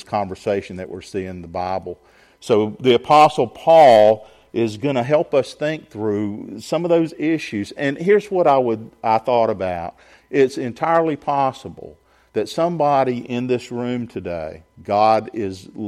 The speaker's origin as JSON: {"language": "English", "town": "Augusta", "region": "Georgia", "country": "United States", "tie": "born or raised there", "also_born_or_lived": "Sylvania, Georgia", "said": "We grew up in suburban Augusta, in neighborhoods"}